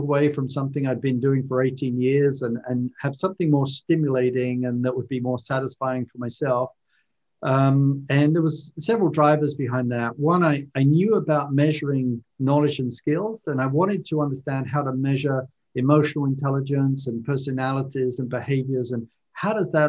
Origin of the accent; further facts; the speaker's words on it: London, United Kingdom; moved away as an adult; now in United States; as you might tell from my accent, I was originally born and raised in London, in the UK, and grew up there